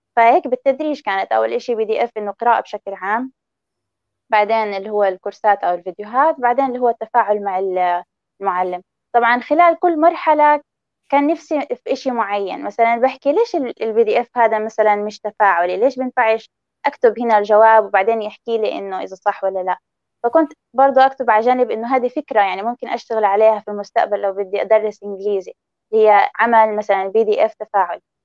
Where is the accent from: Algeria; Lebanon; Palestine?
Palestine; هويتي أنا فلسطينية مش إسرائيلية